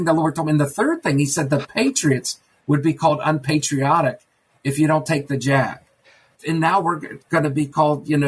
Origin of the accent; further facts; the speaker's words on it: Maryland, United States; moved away; my hometown where John Wilkes Booth went to Dr. Samuel Mudd